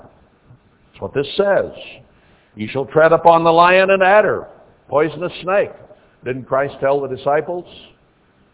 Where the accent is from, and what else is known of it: United States